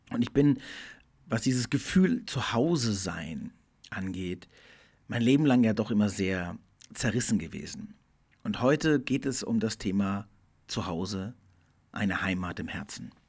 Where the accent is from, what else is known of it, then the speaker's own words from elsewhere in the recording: Portugal; also born or lived in Germany; Ich bin in Deutschland geboren, bin dann mit meiner Mutter, als meine Eltern sich getrennt haben, mit der Deutschen nach Portugal gegangen, bin da aufgewachsen, bin da aber auf eine deutsche Schule gegangen.